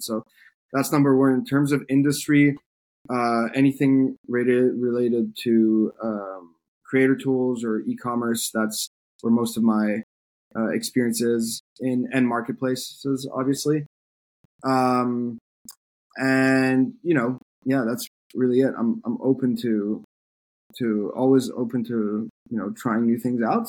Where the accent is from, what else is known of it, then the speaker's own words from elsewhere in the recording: France; moved away as an adult; now in United States; I grew up in France. Uh, I moved to the U.S. for college